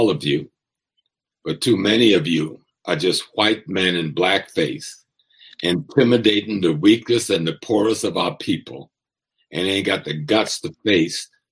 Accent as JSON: {"language": "English", "region": "South Carolina", "country": "United States", "tie": "born or raised there", "said": "since I'm a child from South Carolina"}